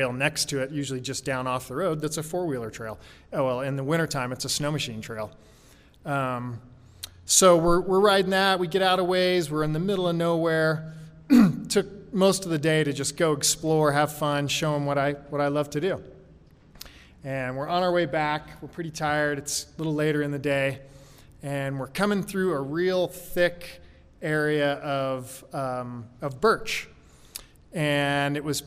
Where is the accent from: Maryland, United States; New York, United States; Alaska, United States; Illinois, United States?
Alaska, United States; also born or lived in Oklahoma / Juneau, Alaska / Fairbanks, Alaska; I grew up in Alaska in the 80s. Actually, I was born in Oklahoma. When I was 8, we moved to Juneau, Alaska.